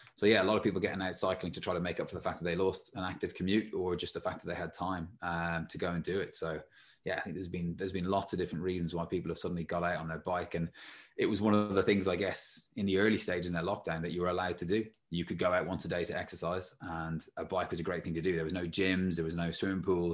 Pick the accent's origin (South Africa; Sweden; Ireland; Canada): Ireland; when I was growing up in Ireland